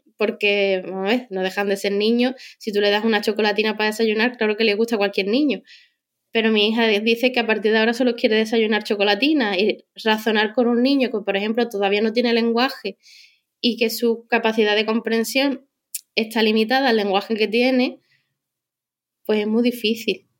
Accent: Cádiz, Andalusia, Spain; moved away as an adult; now in Madrid, Spain; yo soy de Cádiz

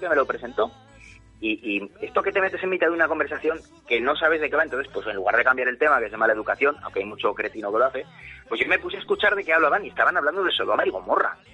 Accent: Zaragoza, Aragon, Spain; ya vivo en mi tierra, o sea, sin salir de mi casa de Zaragoza

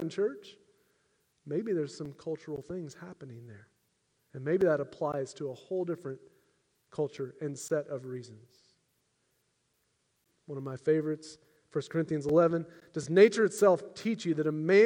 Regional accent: United States; I'm an American

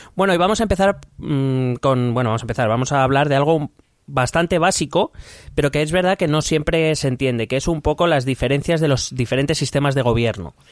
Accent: Spain

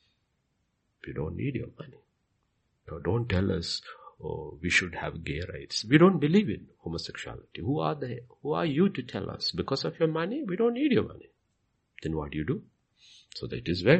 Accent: India; I am an Indian

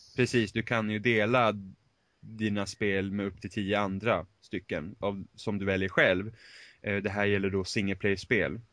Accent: Finland; Swedish is a second language; jag är finne

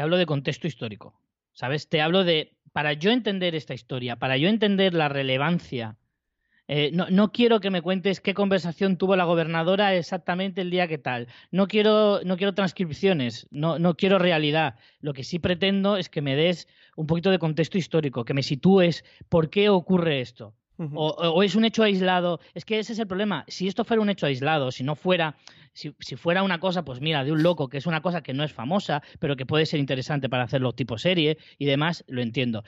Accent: Spain; como español

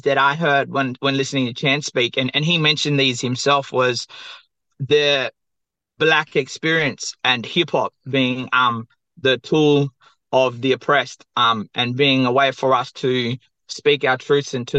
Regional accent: Perth, Western Australia, Australia; I'm from the southwest of Western Australia, Boorloo, or Perth. And my mob are Noongar

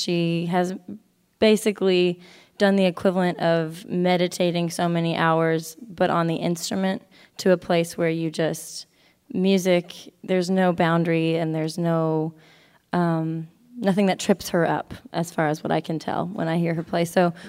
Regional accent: Texas, United States; now in Brooklyn, United States; We're traveling here from Brooklyn, New York. That's where we're calling home these days, but I'm originally from Texas.

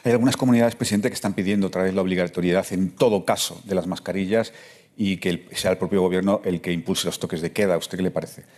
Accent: Madrid, Community of Madrid, Spain; yo soy madrileño.

